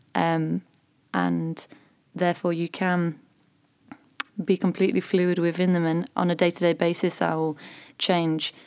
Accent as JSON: {"language": "English", "town": "Selby", "region": "Yorkshire and the Humber", "country": "United Kingdom", "tie": "born or raised there", "said": "I actually live in between York and Selby"}